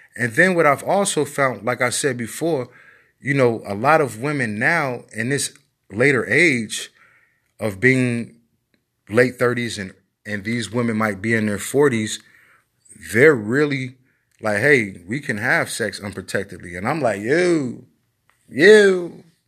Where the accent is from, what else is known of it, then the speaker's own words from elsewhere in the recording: Chicago, Illinois, United States; I'm from Chicago